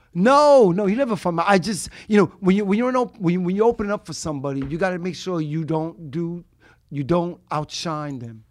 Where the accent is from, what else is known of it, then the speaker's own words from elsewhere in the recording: New York City, New York, United States; also born or lived in Upper West Side, Manhattan; I'm from Brooklyn originally